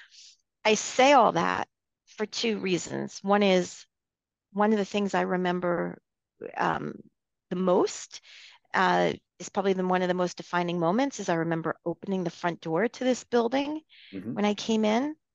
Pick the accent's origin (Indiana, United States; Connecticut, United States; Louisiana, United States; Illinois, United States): Connecticut, United States; outside of New Haven; I grew up outside of New Haven, Connecticut, in a small, you know, suburb.